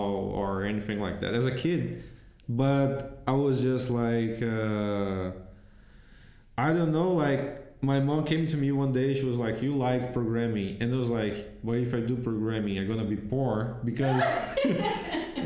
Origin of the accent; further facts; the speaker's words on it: Itaboraí, Rio de Janeiro, Brazil; English is a second language; moved away as an adult; now in Iceland; I came from Jardim Catarina, Itaboraí